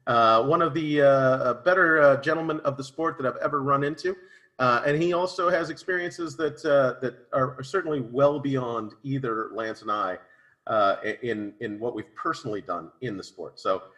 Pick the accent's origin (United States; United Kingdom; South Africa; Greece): United States; Denver, Colorado; I'm from Denver, Colorado